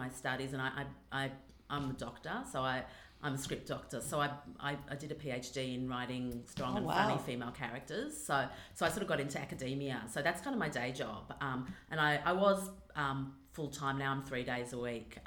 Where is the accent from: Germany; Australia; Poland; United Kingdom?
Australia; accent: Australian; also born or lived in Los Angeles, United States; I'm definitely an Australian girl